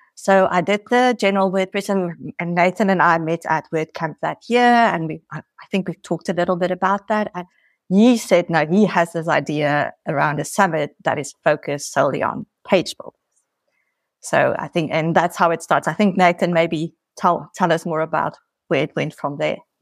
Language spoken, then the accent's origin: English; South Africa; now in Portugal; I'm originally from South Africa, but I'm living here in Portugal